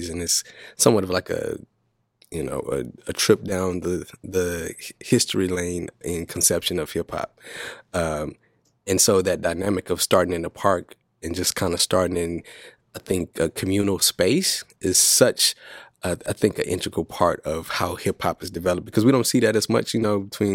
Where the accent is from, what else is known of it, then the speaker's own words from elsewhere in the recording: Dallas, Texas, United States; I'm from Dallas, so I grew up Southern Baptist